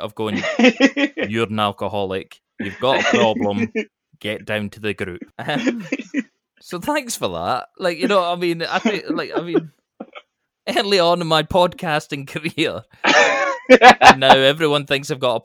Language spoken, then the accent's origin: English; Scotland, United Kingdom; I'm Scottish.